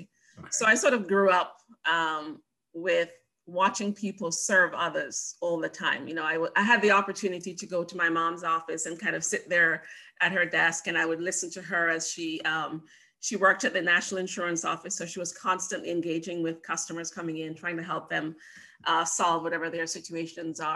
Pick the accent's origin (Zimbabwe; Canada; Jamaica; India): Jamaica; moved away; also born or lived in Montego Bay / St. Mary; I was born and raised on the beautiful island of Jamaica, and grew up there until high school